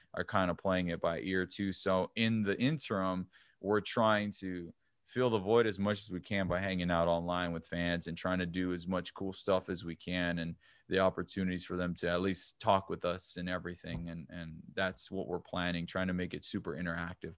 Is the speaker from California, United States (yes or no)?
no; El Paso, Texas, United States; I'm from El Paso